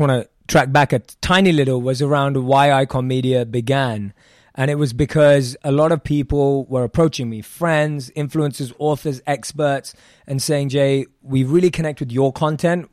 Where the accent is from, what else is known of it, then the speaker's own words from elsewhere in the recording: London, United Kingdom; born and raised in London